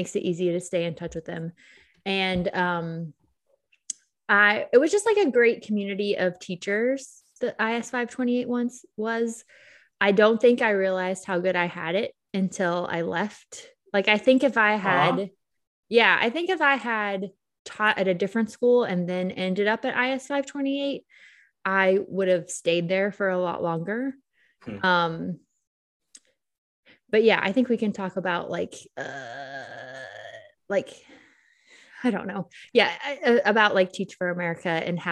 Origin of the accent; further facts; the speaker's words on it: Southeast, United States; moved away; also born or lived in Philadelphia / New York City; I grew up mostly in the Southeast, but have roots in Philly